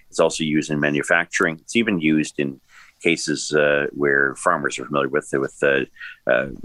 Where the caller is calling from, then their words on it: Toronto, Ontario, Canada; I'm speaking here from Toronto, Oakville, one ninety nine point nine.